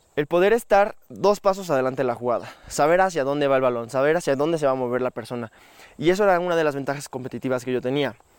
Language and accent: Spanish; Metepec, State of Mexico, Mexico; also born or lived in Toluca, Mexico; yo nací en México, en la ciudad de Toluca. Bueno, toda mi vida viví en una ciudad que se llama Metepec